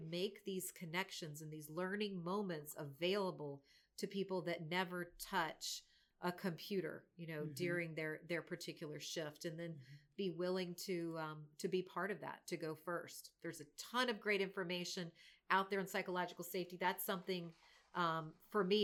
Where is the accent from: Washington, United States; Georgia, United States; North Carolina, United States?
North Carolina, United States; born and raised in America. I'm from North Carolina.